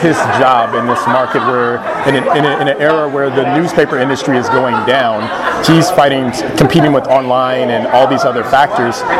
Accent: Long Beach, California, United States; also born or lived in Los Angeles, California; Born and raised in Long Beach, California.

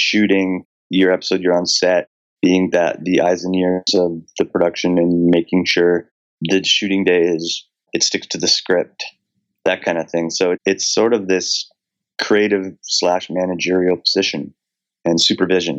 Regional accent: Ontario, Canada; moved away as an adult; now in Vancouver, Canada; I grew up in Ontario, but my whole like professional career and adult life, I've been in Vancouver.

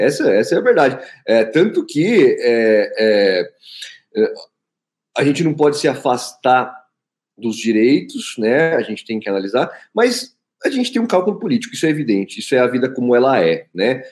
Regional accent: Osasco, São Paulo, Brazil; pega o padre aqui de Osasco, que é meu conterrâneo, também sou de Osasco

